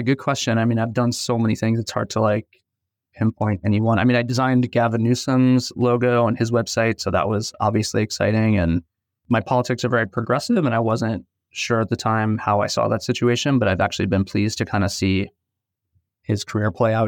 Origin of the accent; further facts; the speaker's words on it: New York City, New York, United States; I grew up in Brooklyn, New York